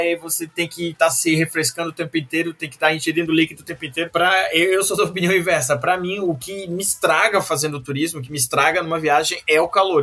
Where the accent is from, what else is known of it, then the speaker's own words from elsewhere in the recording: Santa Catarina, Brazil; eu sou de Santa Catarina